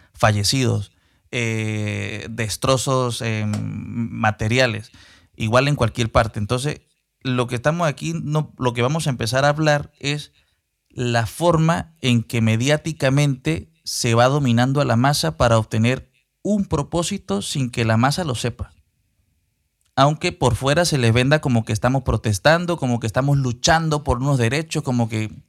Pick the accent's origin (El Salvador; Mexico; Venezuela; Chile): Venezuela; como venezolano y como ciudadano del mundo